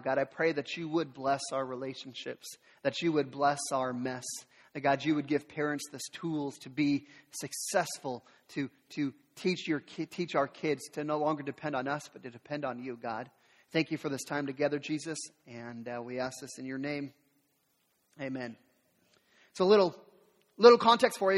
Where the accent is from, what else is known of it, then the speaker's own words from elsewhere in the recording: the Northwest, Pacific Northwest, United States; I'm from the Northwest, so I, I'm a Seattle sports fan